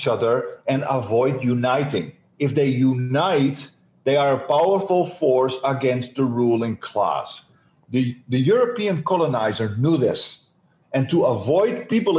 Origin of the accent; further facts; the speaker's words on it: Netherlands; I am Dutch